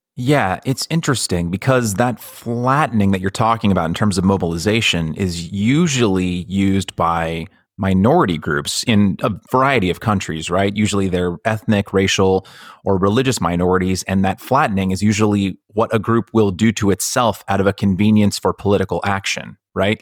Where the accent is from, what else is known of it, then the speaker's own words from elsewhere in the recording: Northern California, United States; also born or lived in Los Angeles; growing up in Northern California